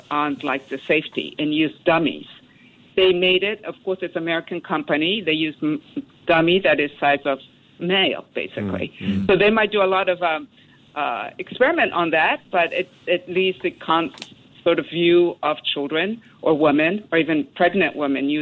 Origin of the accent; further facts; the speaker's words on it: Tokyo, Japan; I come from Japanese family, and I was brought up in Tokyo